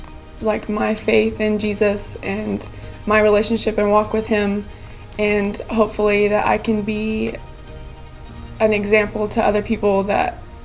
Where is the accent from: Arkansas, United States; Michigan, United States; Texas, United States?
Texas, United States; Big Spring; also born or lived in Midland, Texas; I was born in Midland, and I've lived in Big Spring all my life.